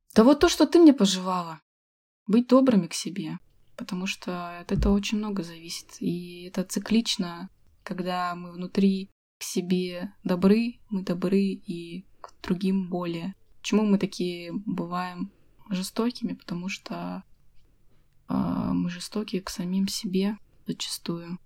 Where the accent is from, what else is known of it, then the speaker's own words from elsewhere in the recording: Achinsk, Krasnoyarsk Krai, Russia; moved away as an adult; also born or lived in Moscow; я была вынуждена вернуться в Ачинск, мой родной город, где я не жила уже 10 лет